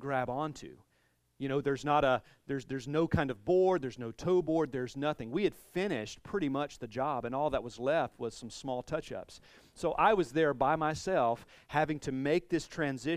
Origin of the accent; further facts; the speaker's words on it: the South, United States; I'm from the South, so riled is a word